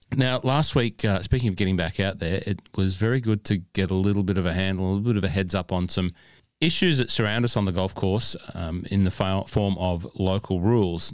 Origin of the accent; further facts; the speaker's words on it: Cessnock, New South Wales, Australia; I grew up in Cessnock